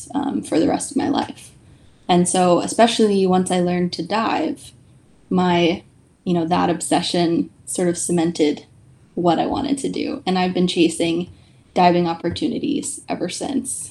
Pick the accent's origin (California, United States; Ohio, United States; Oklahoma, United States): California, United States; near the Monterey Bay Aquarium; I grew up in California, really close to the Monterey Bay Aquarium